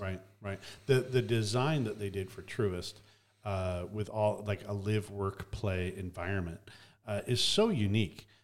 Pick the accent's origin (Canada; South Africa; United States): Canada; I grew up in Canada